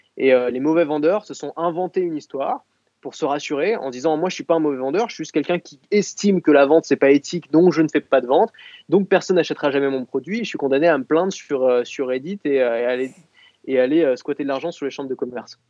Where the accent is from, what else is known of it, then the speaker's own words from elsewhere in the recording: Paris, Île-de-France, France; je suis né à Paris